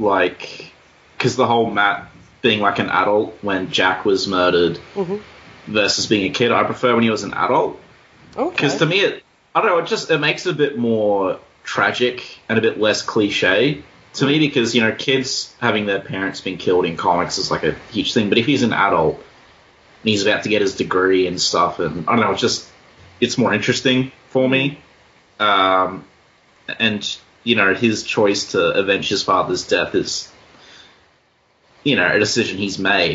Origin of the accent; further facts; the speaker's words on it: Australia; We're both Australian too